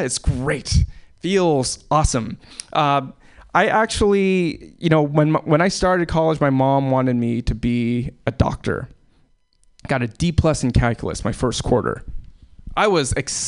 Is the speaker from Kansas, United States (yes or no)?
no; Alaska, United States; born or raised there